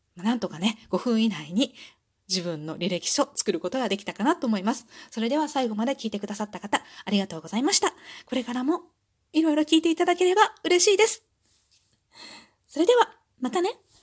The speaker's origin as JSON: {"language": "Japanese", "region": "Osaka", "country": "Japan", "tie": "born or raised there", "said": "出身地は大阪です"}